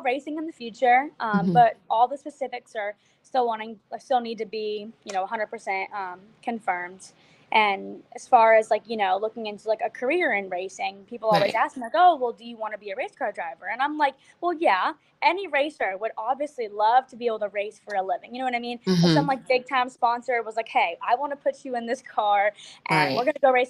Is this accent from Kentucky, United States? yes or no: no; Florida, United States; I'm from Florida